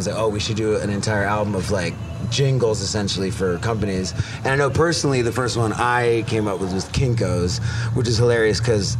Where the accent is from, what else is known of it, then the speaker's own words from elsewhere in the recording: Vienna, Austria; now in United States; I grew up overseas, so not as much.